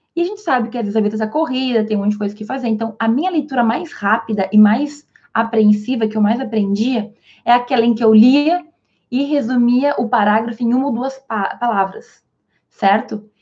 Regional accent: interior of Rio Grande do Sul, Brazil; also born or lived in Spain; eu sou aqui do interior do Rio Grande do Sul

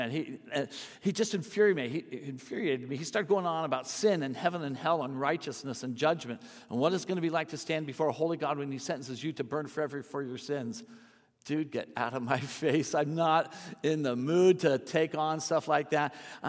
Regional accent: San Francisco, California, United States; born there; I was born in San Francisco. My dad was with the Navy.

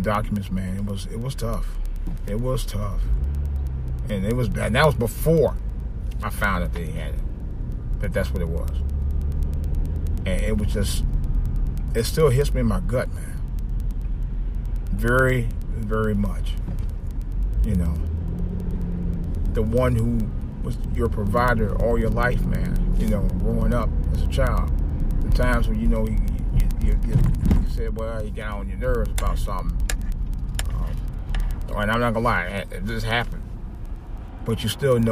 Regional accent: Cleveland, Ohio, United States; now in Washington, D.C., United States; my hometown Cleveland Indians

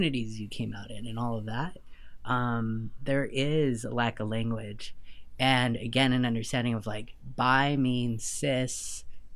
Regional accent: Southern California, United States; moved away as an adult; also born or lived in Lima, Peru / New York / Vancouver; now in Nashville, United States; We moved from Lima to Southern California when I was 6

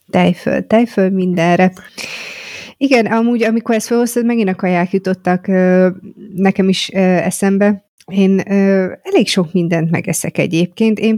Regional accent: Great Hungarian Plain, Hungary; De én torkolom. alföldi vagyok.

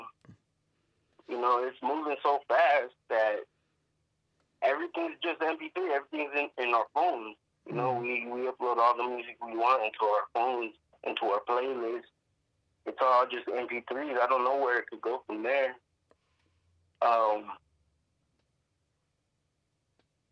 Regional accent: Sacramento, California, United States; also born or lived in Davis, California; born and raised in Sacramento, California.

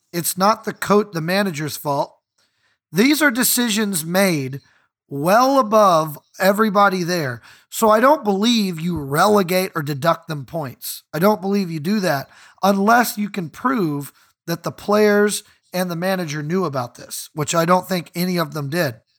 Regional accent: United States; I'm an American fan. I was not born in East London

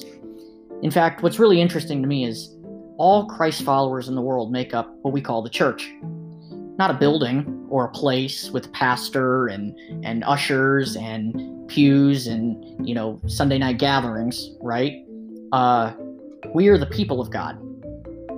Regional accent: United States; Now I am an American, and I love being an American

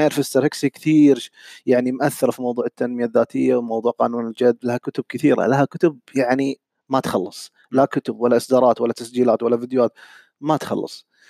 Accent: Saudi Arabia; moved away as an adult; now in Kuwait; من السعوديه انا حاليا عايش بالكويت

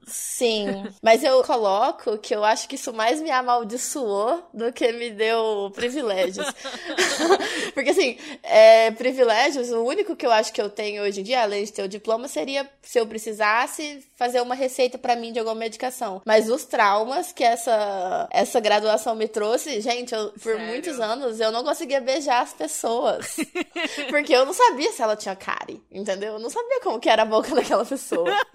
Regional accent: Minas Gerais, Brazil; Eu, eu sou mineira

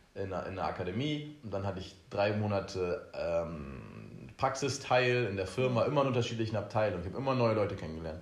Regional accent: Oldenburg, Lower Saxony, Germany; now in Ibiza, Spain; wir kommen ja beide aus Oldenburg

